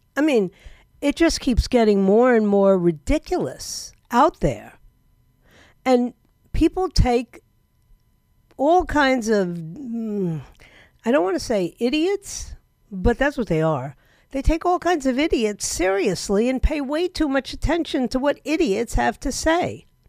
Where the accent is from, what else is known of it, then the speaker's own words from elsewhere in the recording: New York City, New York, United States; now in Florida, United States; I'm actually from New York